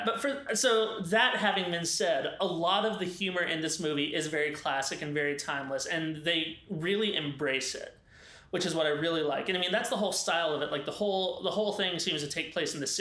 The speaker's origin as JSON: {"language": "English", "region": "the South", "country": "United States", "said": "we're from the South"}